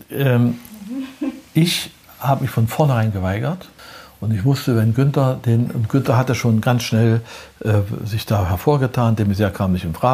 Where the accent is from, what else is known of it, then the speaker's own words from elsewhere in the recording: Prora, Mecklenburg-Vorpommern, Germany; born there; In Prora äh, bin ich geboren dann ist mein Vater ja Offizier in der NVA gewesen und die mussten immer umziehen.